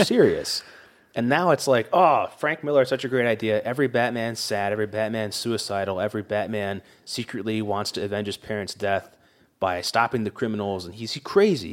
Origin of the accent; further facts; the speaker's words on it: England, United Kingdom; moved away; Grant and I grew up in England